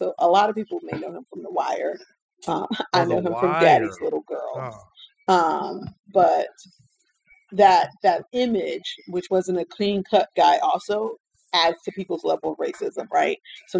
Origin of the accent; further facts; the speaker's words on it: Deep South, United States; I'm from the Deep South